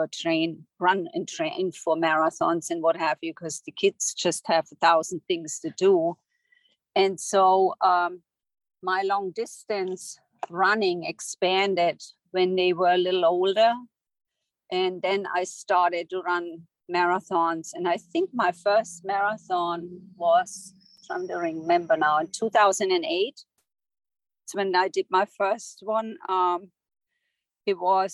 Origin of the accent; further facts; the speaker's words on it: Germany; moved away as an adult; now in United States; I'm originally from Germany. I grew up there. I moved to the United States in my late 20s.